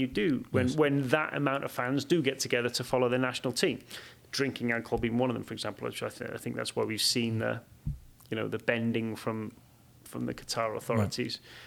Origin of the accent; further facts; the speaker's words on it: Wales, United Kingdom; moved away as an adult; now in United States; I grew up in Wales, and I love it. And I moved to America, and I absolutely love it